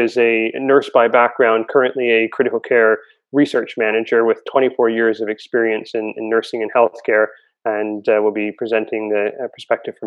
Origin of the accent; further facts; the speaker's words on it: Toronto, Ontario, Canada; Toronto, my hometown